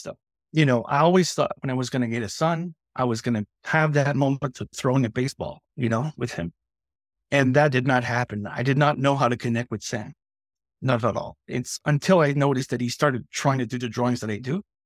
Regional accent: Quebec, Canada; now in New Brunswick, Canada; I'm from Quebec and I, I live down in the Maritimes

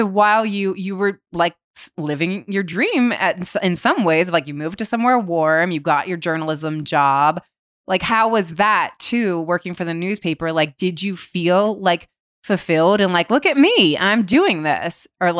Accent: Ohio, United States; I think too, from growing up in Ohio and like going to Florida

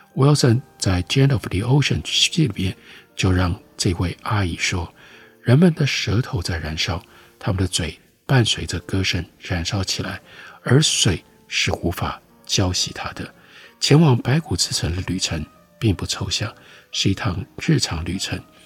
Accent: Taiwan; 我们台湾人

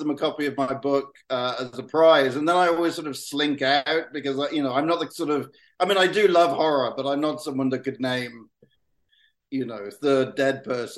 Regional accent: South West England, United Kingdom; someone from my hometown made a movie

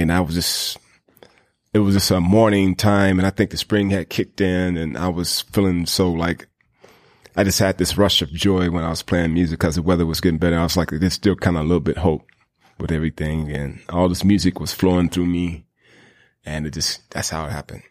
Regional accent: the South, United States; growing up in the South, you know, we got a lot of, you know, uh, black churches

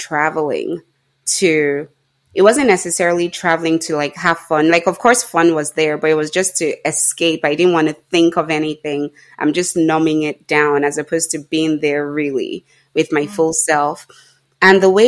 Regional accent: Nigeria; being Nigerian

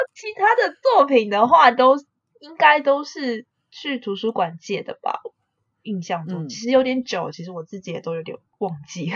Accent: Taipei, Taiwan; 我是台北人

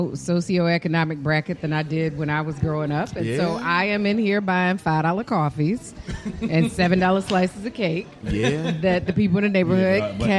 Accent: Detroit, Michigan, United States; I got to represent Detroit

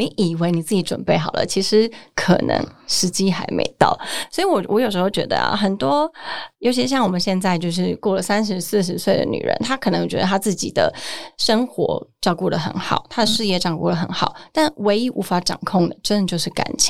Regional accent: Taoyuan, Taiwan; moved away; 我前阵子坐客运回桃园，我的老家。

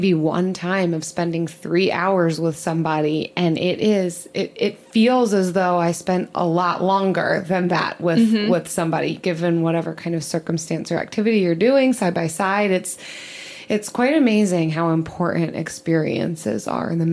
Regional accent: outside Philly, Pennsylvania, United States; growing up outside Philly

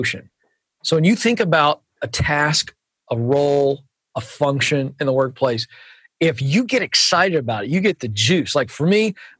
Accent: Virginia, United States; accent: Southern; moved away; also born or lived in Suwanee, Georgia; I'm a Virginian

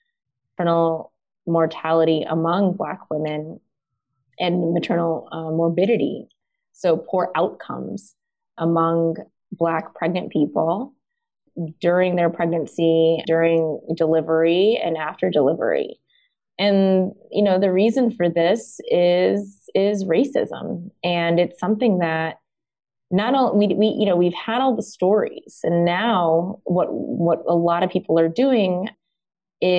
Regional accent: Deep South, United States; I was born in the United States in the Deep South, actually.

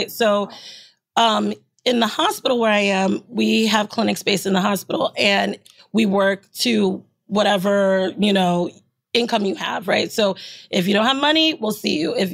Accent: New York City, New York, United States; Bow, I live in Queens. I was Shout out Castle Hill, Parkchester. Yeah, Let's go Sixth oh, i grew up in Parkchester.

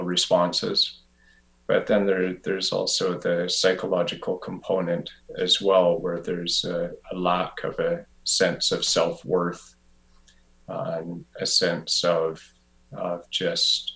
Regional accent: Revelstoke, British Columbia, Canada; moved away as an adult; also born or lived in Vancouver; I eventually moved back to my hometown of Revelstoke

